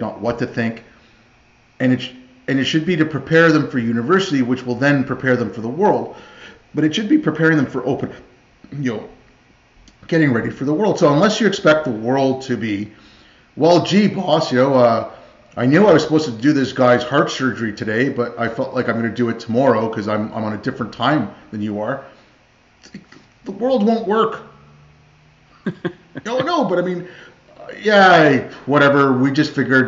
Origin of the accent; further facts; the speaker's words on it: India; moved away; I was born in India. Like I grew up with a lot of, my family's Indian, like some Pakistani